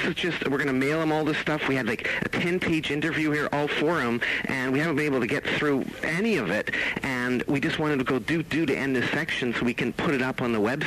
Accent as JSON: {"language": "English", "town": "Vancouver", "region": "British Columbia", "country": "Canada", "said": "I'm from Vancouver."}